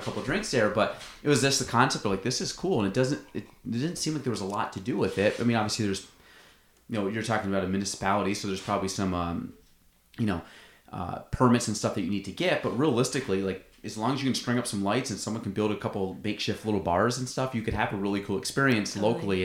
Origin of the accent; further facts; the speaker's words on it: Plattsburgh, New York, United States; I'm from Plattsburgh. I, I take pride in being from Plattsburgh